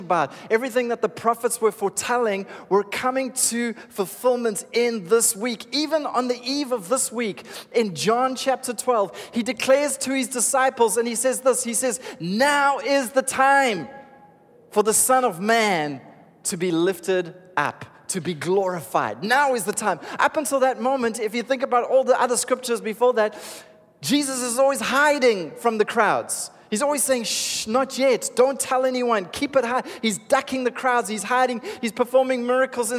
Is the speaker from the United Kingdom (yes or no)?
no; Cape Town, Western Cape, South Africa; I was raised in Cape Town, so this for me is home